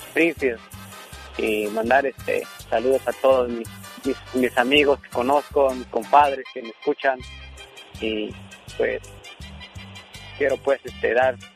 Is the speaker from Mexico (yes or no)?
yes; Veracruz, Mexico; now in Albany, United States; yo soy originario de Veracruz